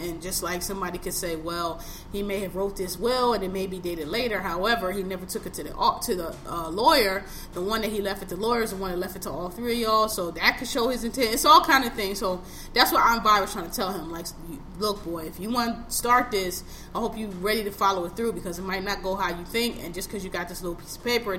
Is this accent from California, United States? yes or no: yes; Los Angeles, California, United States; Like, look, I'm not from here. Y'all grew up in this dirt and this shit. I did not. I'm from Los Angeles. I grew up nice and glossy